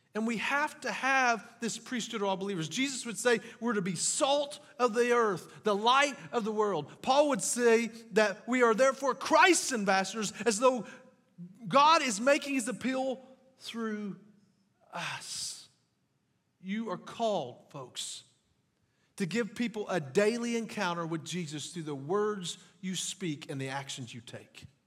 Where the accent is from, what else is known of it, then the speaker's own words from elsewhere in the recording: French Lick, Indiana, United States; also born or lived in Kentucky; now in Jasper, United States; I grew up in French Lick, Indiana